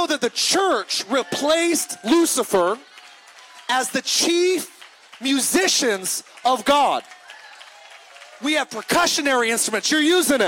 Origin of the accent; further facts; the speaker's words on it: California, United States; I grew up in California